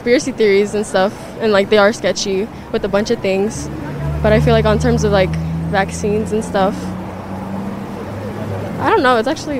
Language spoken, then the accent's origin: English; Atlanta, Georgia, United States; Atlanta, Georgia